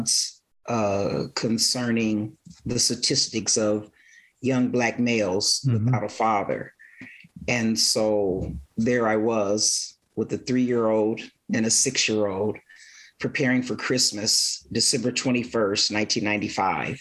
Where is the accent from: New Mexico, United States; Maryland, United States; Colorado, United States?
Colorado, United States; Aurora; I grew up in Aurora